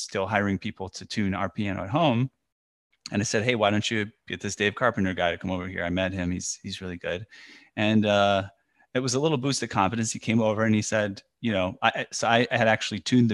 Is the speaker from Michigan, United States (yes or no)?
no; Chicago, Illinois, United States; my hometown of Chicago